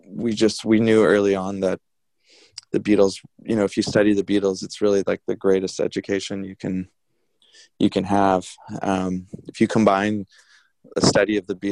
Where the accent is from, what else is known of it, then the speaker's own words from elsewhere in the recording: Victoria, British Columbia, Canada; moved away as an adult; now in New Westminster, Canada; the local bands that we grew up with in Victoria on this little island